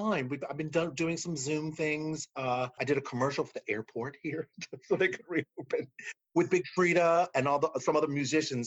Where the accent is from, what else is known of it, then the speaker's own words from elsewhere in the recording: New Orleans, Louisiana, United States; me growing up in New Orleans